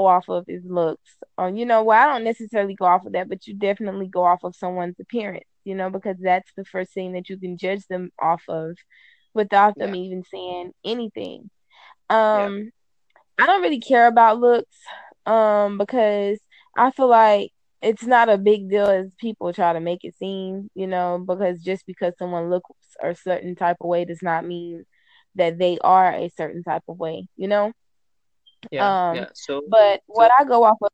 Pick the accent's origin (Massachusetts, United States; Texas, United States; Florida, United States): Florida, United States; I'm from Florida